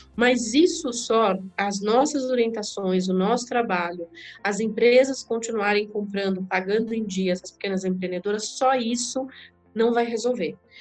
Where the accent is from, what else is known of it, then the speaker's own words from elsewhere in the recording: Diadema, São Paulo, Brazil; also born or lived in sertão de Alagoas, Brazil; Cresci na periferia de Diadema